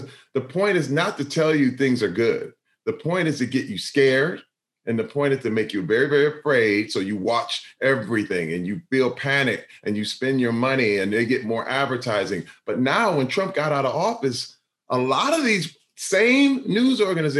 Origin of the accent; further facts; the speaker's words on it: Flint, Michigan, United States; Growing up in Flint, Michigan, I was pretty poor.